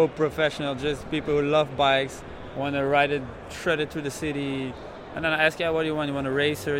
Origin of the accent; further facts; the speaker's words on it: Leuven, Flanders, Belgium; I'm from Leuven